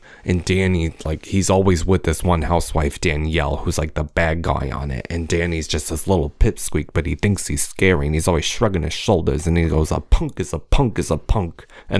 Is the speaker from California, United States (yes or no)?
yes; California, United States; we're both California people.